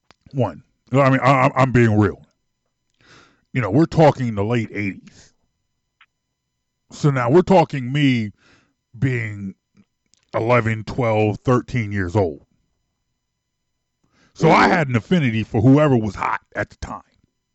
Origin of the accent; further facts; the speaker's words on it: Philadelphia, Pennsylvania, United States; I heard that in Germantown all the time.